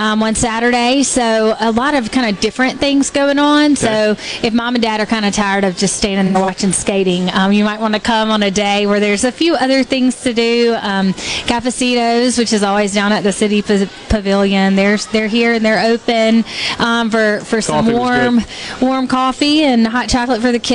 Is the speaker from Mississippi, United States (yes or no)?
yes; Tupelo, Mississippi, United States; I'm from Tupelo